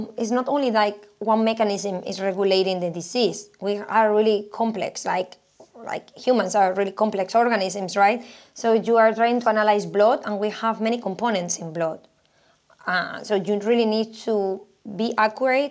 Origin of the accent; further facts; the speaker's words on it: Spain; moved away as an adult; also born or lived in Sweden; I am originally from Spain. I did my PhD in there, and then I moved to Sweden.